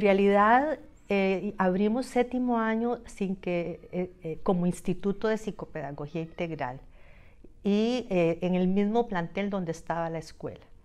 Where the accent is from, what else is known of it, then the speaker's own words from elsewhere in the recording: Montes de Oca, San José, Costa Rica; also born or lived in Guadalupe, Costa Rica; now in Moravia, Costa Rica; yo nací en San José y crecí mis primeros años hasta la adolescencia en, en Betania de Montes de Oca, la Paulina de Montes de Oca, y luego me trasladé a Guadalupe